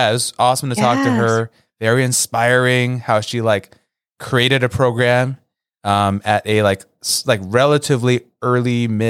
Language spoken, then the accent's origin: English; Los Angeles, California, United States; moved away; where I grew up in Los Angeles. Like in my neighborhood